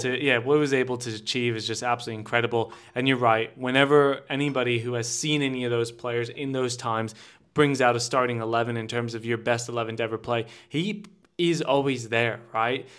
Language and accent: English; United States; me as an American